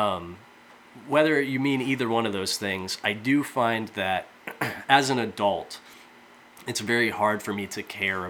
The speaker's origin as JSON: {"language": "English", "town": "Fort Wayne", "region": "Indiana", "country": "United States", "tie": "born or raised there", "said": "I'm from Fort Wayne, Indiana, which over the years has seen some really good bands"}